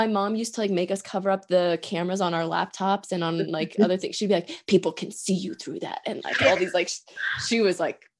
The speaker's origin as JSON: {"language": "English", "region": "Pennsylvania", "country": "United States", "tie": "born or raised there", "also_born_or_lived": "Oregon", "said": "I was born in Oregon. I grew up in Pennsylvania"}